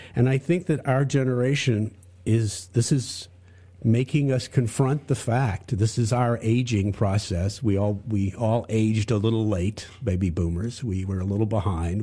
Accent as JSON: {"language": "English", "town": "Charlotte", "region": "North Carolina", "country": "United States", "tie": "born or raised there", "said": "I grew up in Charlotte, North Carolina, but I, I went to school away from there"}